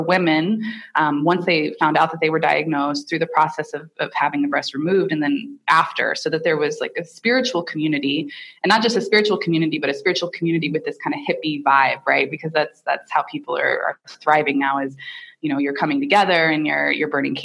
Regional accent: Indiana, United States; I grew up in Indiana with, you know, white Anglo-Saxon Protestant parents and grandparents

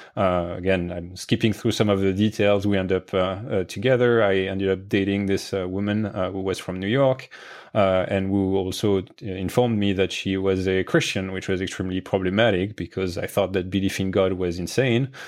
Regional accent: France; moved away; I grew up in France

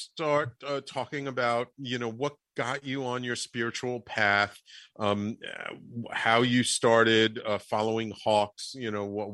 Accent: New York City, New York, United States; also born or lived in Manhattan; I grew up in the Bronx

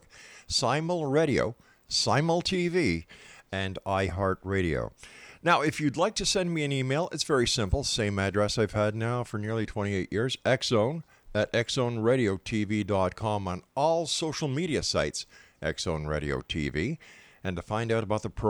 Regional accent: Montreal, Quebec, Canada; Montreal, Quebec, my hometown

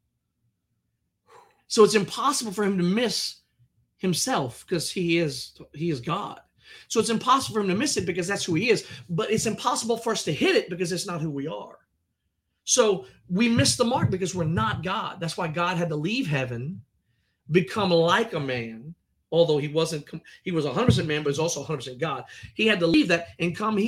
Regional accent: United States; I'm American

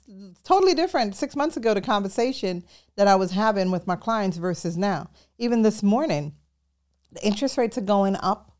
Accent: New York City, New York, United States; moved away as an adult; also born or lived in Jamaica; I was born in Jamaica, and I grew up in New York City

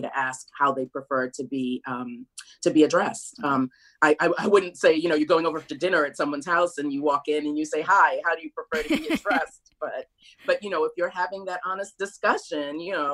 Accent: New York City, New York, United States; moved away as an adult; also born or lived in Trinidad and Tobago / New Jersey; now in East Brunswick, United States; I was born in Trinidad and Tobago. And my parents brought me to the United States in 1969. And I grew up with my sister in Brooklyn

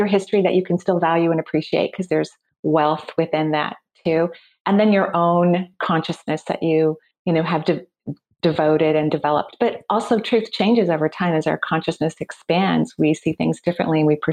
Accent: Seattle, Washington, United States; I'm from the Seattle area, and that's where I'm recording from right now. So I'm born and raised here.

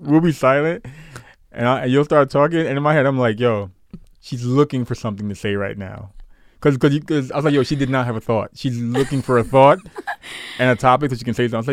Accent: New York, United States; I grew up in New York

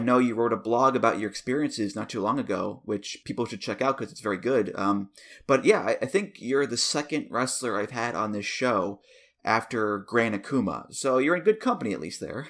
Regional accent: United States; as an American

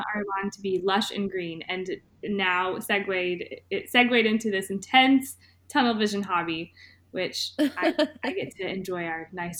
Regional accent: East Tennessee, United States; I grew up in East Tennessee, but then I moved a couple hours even further east to go to college

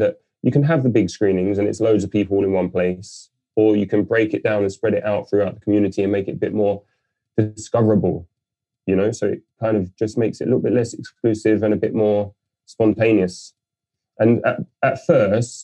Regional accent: London, United Kingdom; I'm born and raised in London.

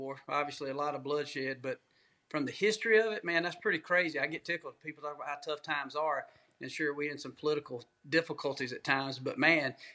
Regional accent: Georgia, United States; growing up in Georgia

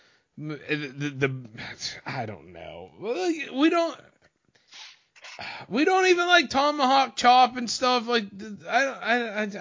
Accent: Bellefonte, Pennsylvania, United States; I'm from Bellefonte, Pennsylvania.

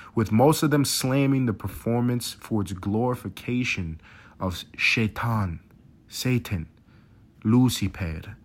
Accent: New York City, New York, United States; I grew up in New York City

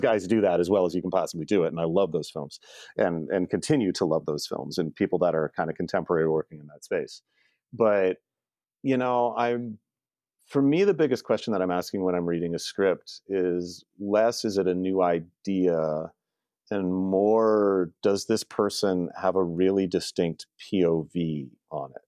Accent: Canada; also born or lived in Toronto area; I'm Canadian and I've stayed on this side of the border

